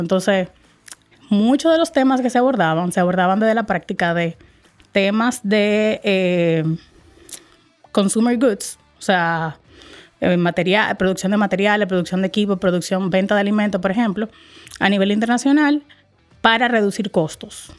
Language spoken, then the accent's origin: Spanish; Dominican Republic; soy dominicana, dominicanísima. Eso sí me describe mucho. Adoro, amo mi país, cada fibra de mi país